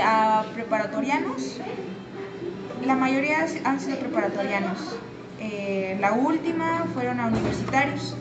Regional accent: San Luis Potosí, Mexico; soy originaria de, San Luis Potosí. Eh, toda mi vida he radicado aquí.

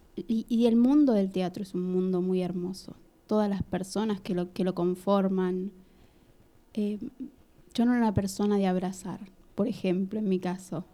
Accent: Lanús, Buenos Aires Province, Argentina; yo nací en Lanús, viví toda la vida en Lanús

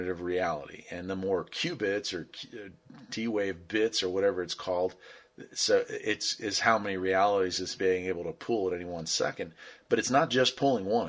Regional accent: West Virginia, United States; the property where my parents live still, and I grew up in West Virginia.

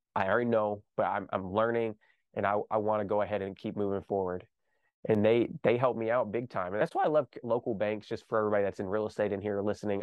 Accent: Kentucky, United States; I grew up here in Kentucky

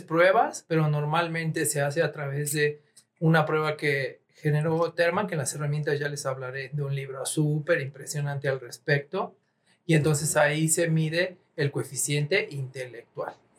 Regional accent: Mexico; somos sensibles como mexicanos

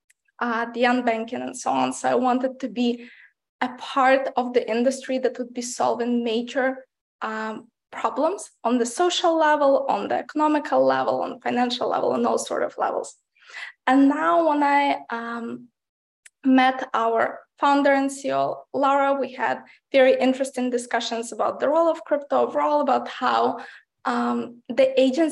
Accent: Ukraine; moved away; I grew up in Ukraine, which is part of Eastern Europe.

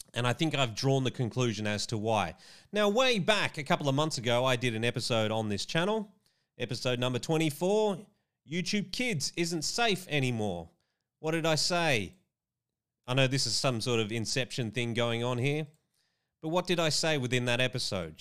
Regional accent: Australia; my home country of Australia

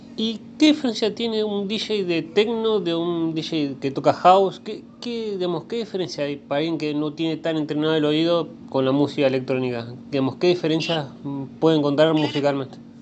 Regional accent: Rosario, Santa Fe, Argentina; soy rosarino

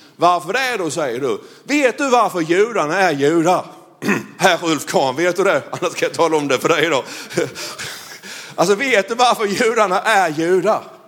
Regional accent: Blekinge, Sweden; jag är ju från Blekinge

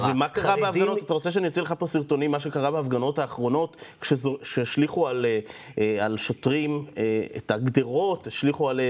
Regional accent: Jerusalem, Jerusalem District, Israel; עכשיו, אני גדלתי בשכונת מאה שערים, ראיתי הרבה הפגנות בחיי, לא מעט.

